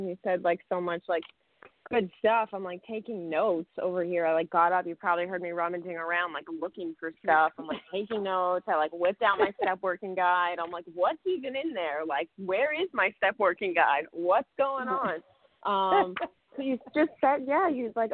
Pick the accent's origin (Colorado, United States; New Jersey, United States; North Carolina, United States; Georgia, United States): New Jersey, United States; Saddle Brook; I grew up in Bergen County in a small little town called Saddlebrook